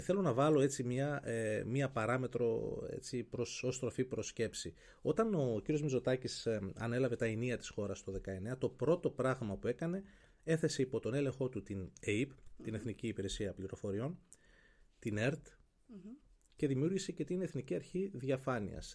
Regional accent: Kilkis, Central Macedonia, Greece; moved away as an adult; now in Athens, Greece; στον τόπο μου στο Κιλκής

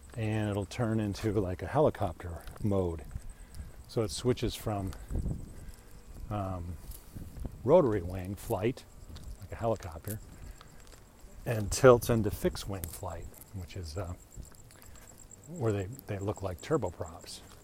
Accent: United States; I'm an American

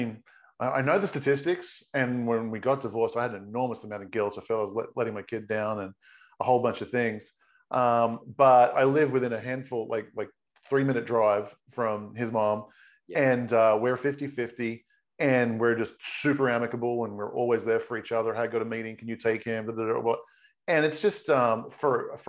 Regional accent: Australia; moved away as an adult; also born or lived in Sydney / San Diego / Caribbean / Europe; now in United States; I'm originally Australian.

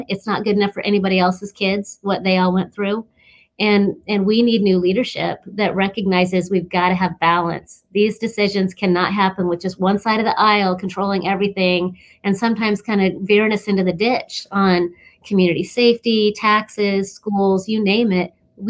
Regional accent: Klamath Falls, Oregon, United States; I'm originally from Klamath Falls and my parents were raised down there, and my extended family's from down there.

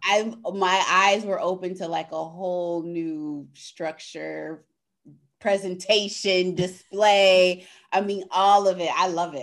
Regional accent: California, United States; moved away as an adult; now in Chicago, United States; I moved to the Midwest because I grew up in California

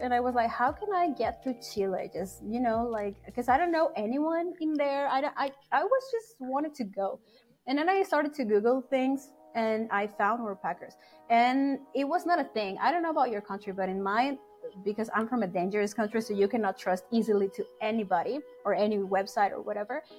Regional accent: Mexico City, Mexico; moved away; I'm from Mexico City.

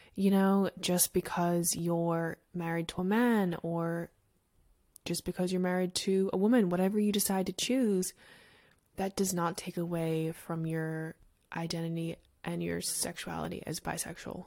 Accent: Australia; moved away; I grew up in Australia, so it's very different there

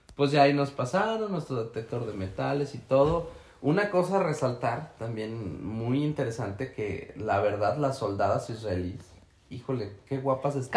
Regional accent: Mexico; soy mexicano

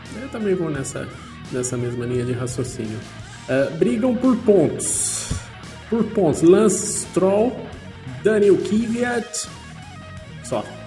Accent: Brazil; como um bom brasileiro

